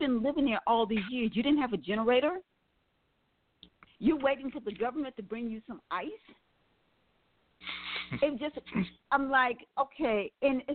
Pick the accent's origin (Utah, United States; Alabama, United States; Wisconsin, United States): Wisconsin, United States; Milwaukee; also born or lived in New Orleans, Louisiana; I was born in New Orleans, raised in Milwaukee, Wisconsin